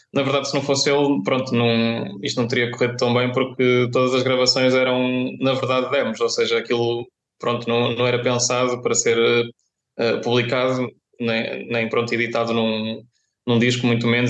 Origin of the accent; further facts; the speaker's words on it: Viseu, Centro, Portugal; moved away as an adult; now in Coimbra, Portugal; sou de Viseu